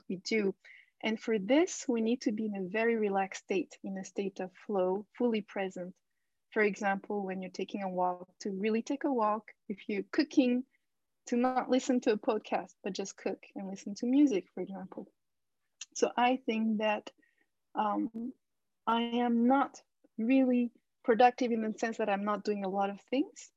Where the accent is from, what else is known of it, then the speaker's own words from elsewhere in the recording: France; also born or lived in Japan; now in Istanbul, Turkey; I was born in Japan and I grew up in France, but I live in Istanbul now.